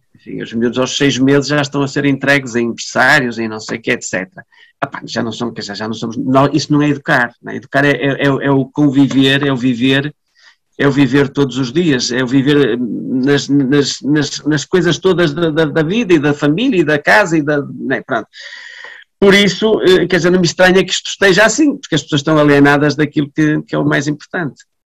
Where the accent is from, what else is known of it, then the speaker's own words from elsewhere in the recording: Vila Nova de Famalicão, Norte, Portugal; eu nasci em Famalicão, os, os meus pais são de Famalicão, os, as, os meus avós eram de Famalicão, quer dizer, nós somos, fazemos parte desta comunidade